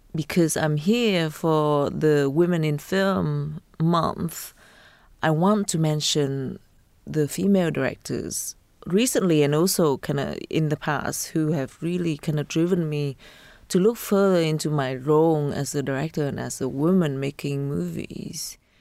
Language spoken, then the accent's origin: English; Vietnam; growing up in Vietnam